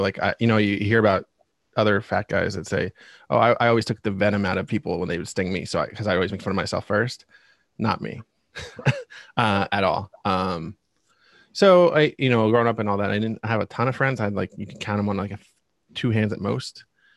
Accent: Reading, Pennsylvania, United States; I'm born and raised in Reading, Pennsylvania

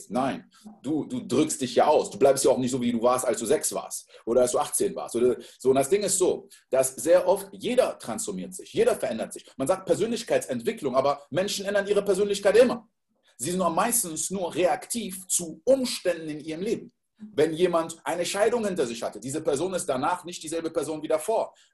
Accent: Côte d’Ivoire; ich bin in der Elfenbeinküste groß geworden

